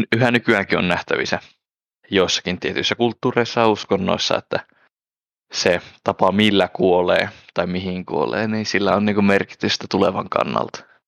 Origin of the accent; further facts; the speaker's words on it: Finland; Suome, Suomessa täällä kotopuolessa